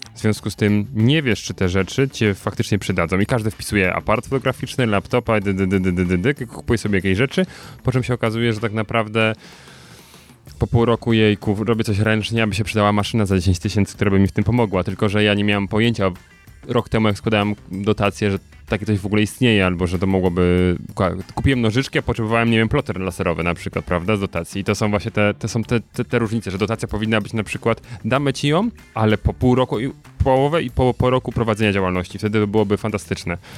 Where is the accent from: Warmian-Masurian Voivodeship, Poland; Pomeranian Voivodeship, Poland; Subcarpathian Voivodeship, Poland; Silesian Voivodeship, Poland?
Silesian Voivodeship, Poland; Sosnowiec; wywodzę się z pl, e, liceum Azji. Plater, nie, liceum Plater i e, w Sosnowcu